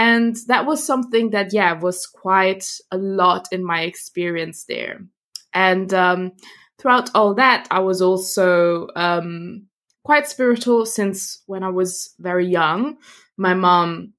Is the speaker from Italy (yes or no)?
yes; Italy; also born or lived in Germany; I was born in Germany, and from there, when I was a kid, we moved to Italy.